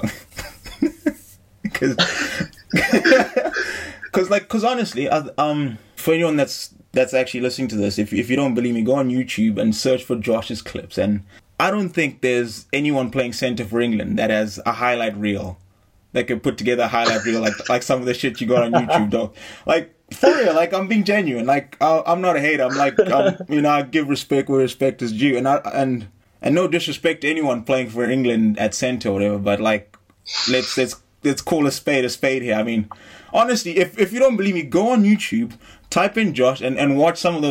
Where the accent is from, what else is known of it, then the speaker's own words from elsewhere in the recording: Zimbabwe; I'm from Zimbabwe